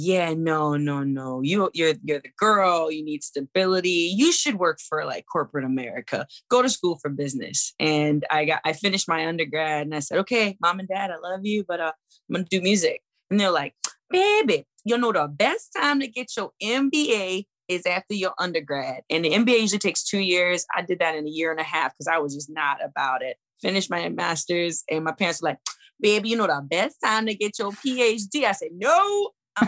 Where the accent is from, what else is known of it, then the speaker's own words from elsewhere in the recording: New Orleans, Louisiana, United States; born and raised in New Orleans, Louisiana.